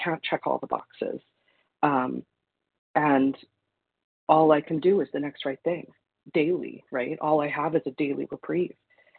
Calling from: Manitoba, Canada; Good morning. This is … from Manitoba, Canada.

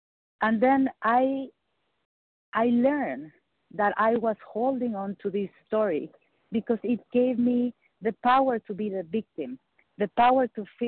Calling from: Michigan, United States; I'm calling from Michigan.

